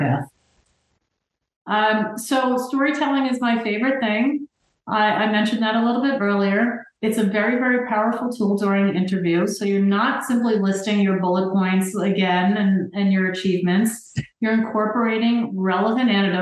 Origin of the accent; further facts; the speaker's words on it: New Jersey, United States; I'm from New Jersey